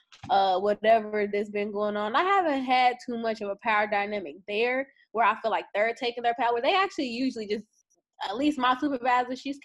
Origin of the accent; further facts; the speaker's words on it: Louisville, Kentucky, United States; moved away; Louisville, Kentucky. That's where I'm my hometown, that's where I'm from.